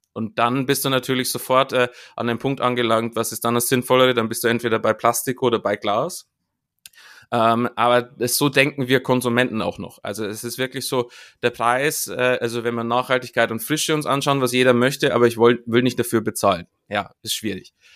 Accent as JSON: {"language": "German", "town": "Munich", "region": "Bavaria", "country": "Germany", "said": "in München, wo, wo ich herkomme"}